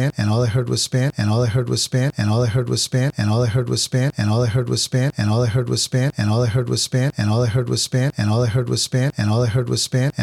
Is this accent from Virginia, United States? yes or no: no; Boston, Massachusetts, United States; I was born in Boston City Hospital, which is now Boston Medical Center. And I grew up in this awesome city, que se llama Boston